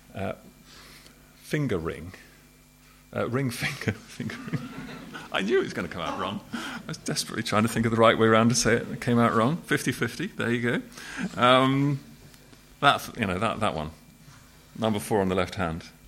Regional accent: Southampton, South East England, United Kingdom; I was brought up in Southampton, which is a port city.

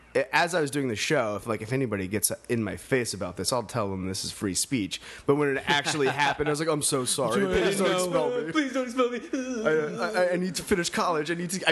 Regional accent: New England, United States; now in Los Angeles, United States; I realized I moved here 8 years ago from New England

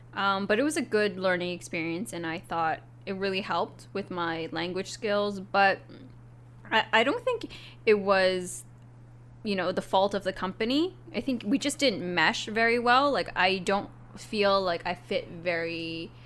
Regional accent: Vancouver, British Columbia, Canada; moved away as an adult; now in Japan; I'm from Vancouver, Canada

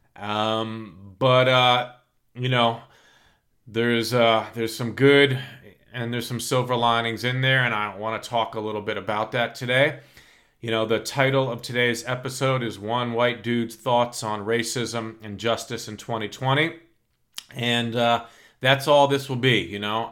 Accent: New York, United States; I grew up in New York in the nineteen seventies and eighties, born nineteen sixty-nine

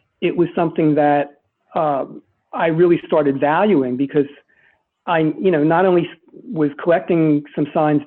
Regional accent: Philadelphia, Pennsylvania, United States; growing up in Philadelphia.

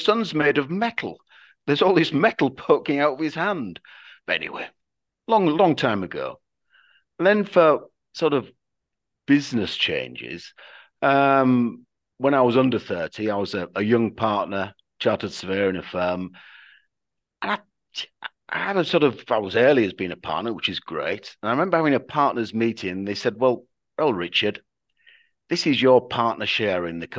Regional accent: Yorkshire and the Humber, United Kingdom; we're obviously from Yorkshire, I'd call him lad.

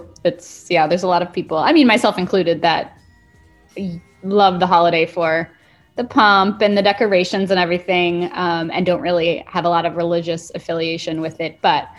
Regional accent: United States; I went to a Protestant church growing up in the States

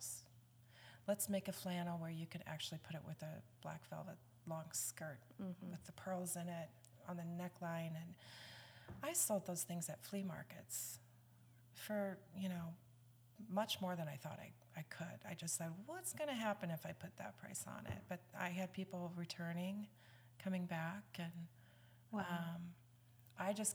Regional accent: Davenport, Iowa, United States; moved away as an adult; now in Franklin, United States; I was born and raised in Davenport, Iowa, Quad Cities

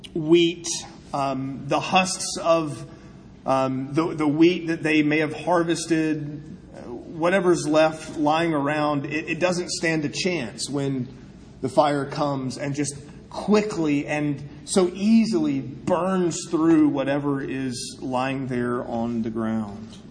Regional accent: South Carolina, United States; I'm from South Carolina

